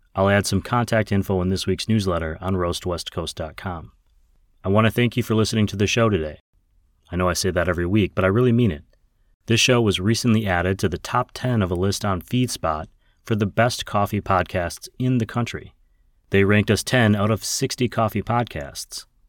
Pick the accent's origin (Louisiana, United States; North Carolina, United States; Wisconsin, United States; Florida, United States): Wisconsin, United States; my home state of Wisconsin